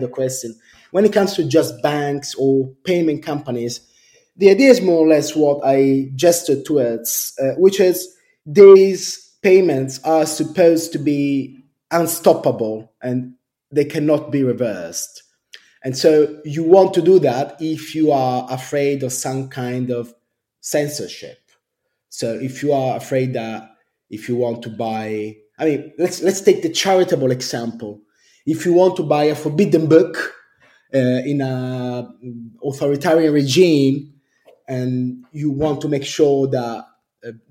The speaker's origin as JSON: {"language": "English", "town": "Rome", "region": "Lazio", "country": "Italy", "tie": "born or raised there", "moved": "as an adult", "lives_now": "London, United Kingdom", "said": "I grew up in Rome, which is in Italy, and my parents were both architects"}